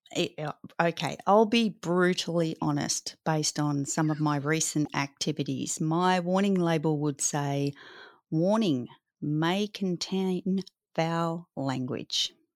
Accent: Australia

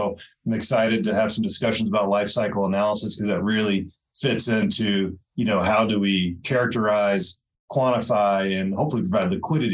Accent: Louisville, Kentucky, United States; moved away as an adult; also born or lived in Bozeman, Montana / New York; now in Belgrade, Montana, United States; I was born and raised in Louisville, Kentucky

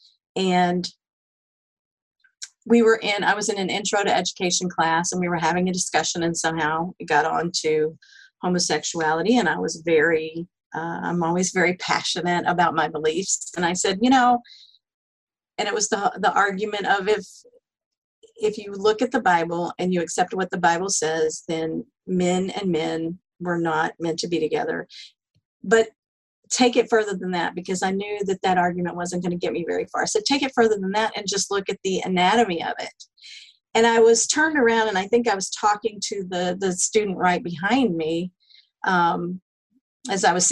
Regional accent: Texas, United States; I grew up in the South, in Texas

